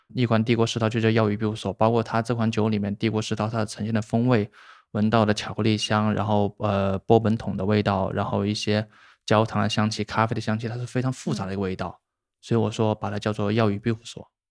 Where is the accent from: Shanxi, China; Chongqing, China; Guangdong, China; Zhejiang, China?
Guangdong, China; Shenzhen; also born or lived in Hubei; 我不算本地人，但应该就是大家称，就是现在大家聊的就是生二代吧，因为我老家是湖北人，然湖后北对，就是在很小的时候来的深圳